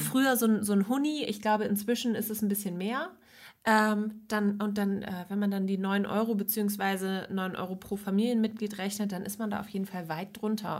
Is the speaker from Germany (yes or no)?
yes; West Germany, Germany; ich bin jetzt im, im Westen aufgewachsen